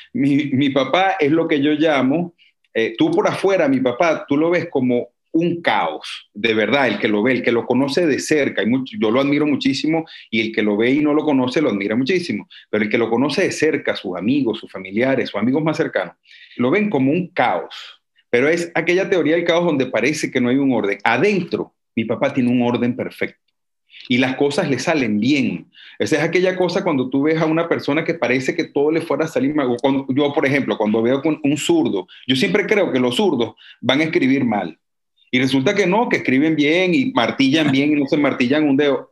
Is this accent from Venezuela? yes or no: yes; Venezuela; moved away as an adult; also born or lived in Cuba / Czech Republic / Barcelona, Spain; now in Toulouse, France; yo salí de Venezuela